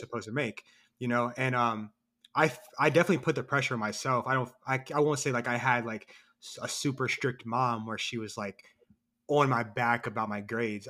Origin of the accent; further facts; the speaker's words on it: Columbus, Ohio, United States; also born or lived in North Carolina; I'm a writer from Columbus, Ohio. I was born and raised here.